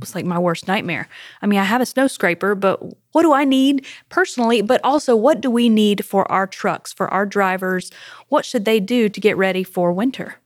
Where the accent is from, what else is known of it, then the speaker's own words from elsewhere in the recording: South Carolina, United States; now in Tennessee, United States; I am from South Carolina.